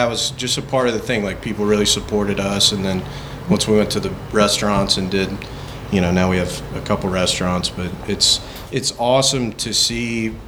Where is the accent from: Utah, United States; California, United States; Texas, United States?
Texas, United States; Fort Worth; I grew up in Fort Worth and born and raised